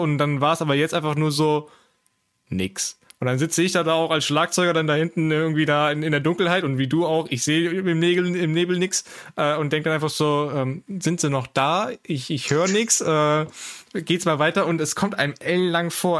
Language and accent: German; Aachen, North Rhine-Westphalia, Germany; moved away; ich bin äh, gebürtig äh, auch Aachener